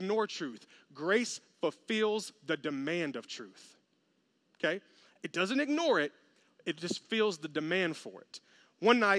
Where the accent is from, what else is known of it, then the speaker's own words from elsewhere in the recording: Memphis, Tennessee, United States; I'm from Memphis